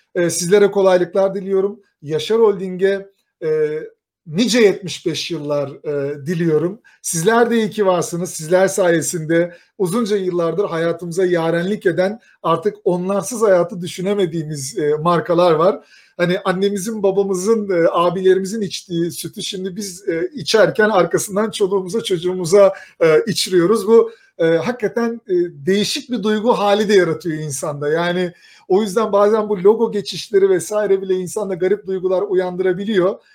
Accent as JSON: {"language": "Turkish", "town": "Kayseri", "region": "Kayseri Province", "country": "Turkey", "said": "Bir Kayserili olarak"}